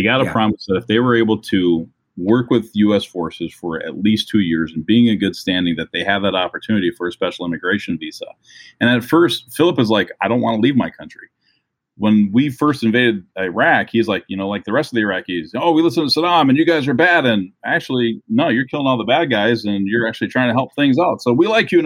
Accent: Minnesota, United States; I'm from Minnesota

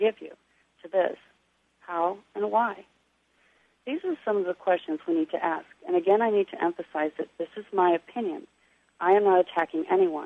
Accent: Missouri, United States; I'm from the Show Me State

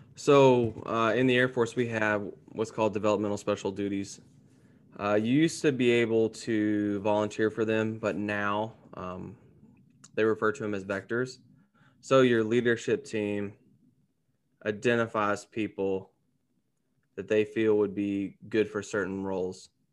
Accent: Gallatin, Tennessee, United States; moved away as an adult; now in Dallas-Fort Worth, United States; I'm originally from Gallatin, Tennessee, which is a little subset of Nashville

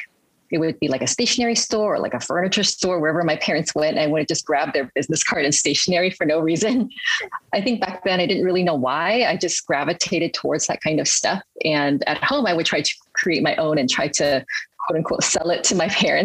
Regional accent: Hawaii, United States; also born or lived in Hong Kong / Berkeley, California; I really actually grew up in Hawaii

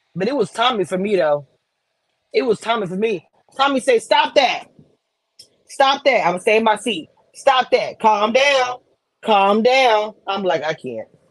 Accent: Louisiana, United States; I'm from Louisiana

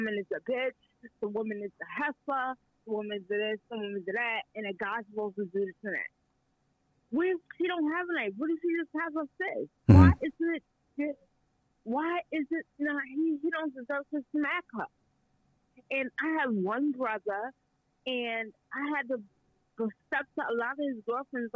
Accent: New York, United States; now in Canada; I'm from New York

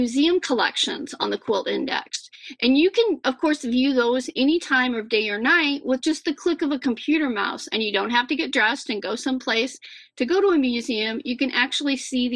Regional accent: Iowa, United States; my home state

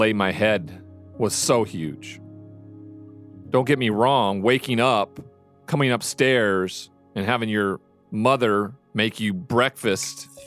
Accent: Montana, United States; moved away as an adult; my hometown

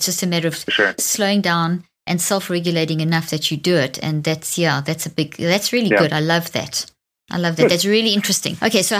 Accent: South Africa; now in Dallas, United States; I grew up in South Africa and it's very open and the mm-hmm. homes are open and I had huge windows

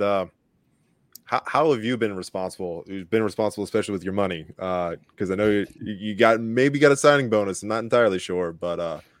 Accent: Longwood, Florida, United States; my high school, Lyman High School in Longwood

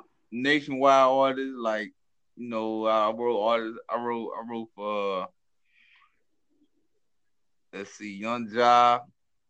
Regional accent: Louisiana, United States

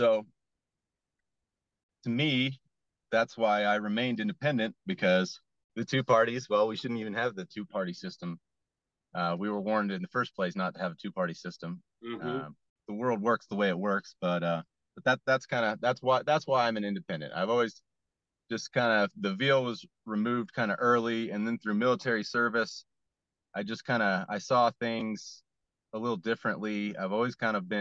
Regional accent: West Coast, United States; growing up on the West Coast

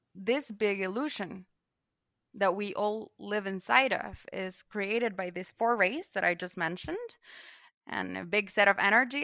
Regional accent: Guatemala; I'm from Guatemala, and I come from a legacy

